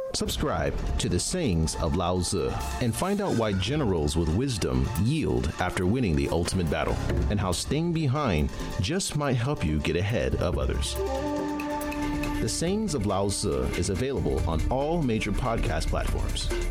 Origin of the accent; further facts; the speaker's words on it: United States; I'm an American